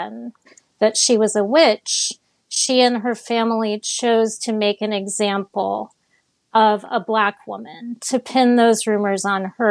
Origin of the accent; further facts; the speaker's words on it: Miami, Florida, United States; I grew up in Miami